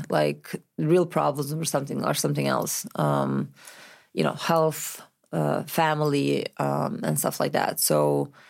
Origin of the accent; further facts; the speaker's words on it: Novi Sad, Vojvodina, Serbia; English is a second language; also born or lived in Milan, Italy; now in Los Angeles, United States; i'm from novi sad